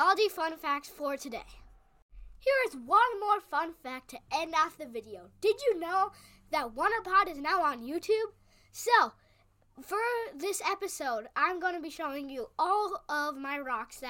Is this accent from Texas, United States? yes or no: no; Minnesota, United States; my home state, Minnesota